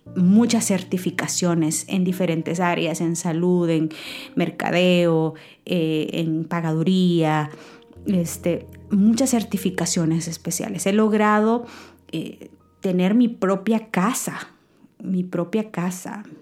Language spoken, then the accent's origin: Spanish; San Miguel, El Salvador; now in United States; el pueblo que vengo de San Miguel, El Salvador, em, y con las limitaciones que nos crecimos